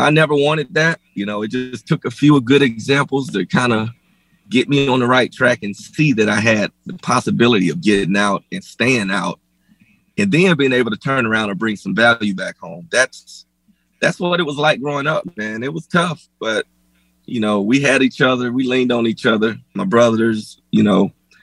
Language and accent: English; Folkston, Georgia, United States; moved away; also born or lived in Denver; Folkston, Georgia. South Georgia. Mm-hmm. Small town.